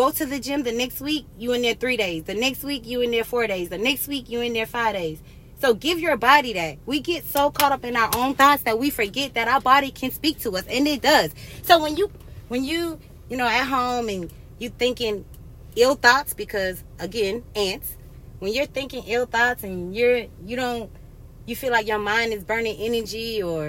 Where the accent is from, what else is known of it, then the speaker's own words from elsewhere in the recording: United States; our life expectancy as Americans has gone down